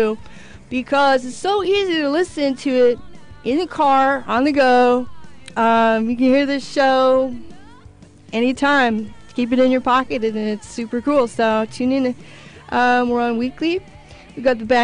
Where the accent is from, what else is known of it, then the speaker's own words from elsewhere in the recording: Midwest, United States; now in Orange County, United States; I'm from the Midwest too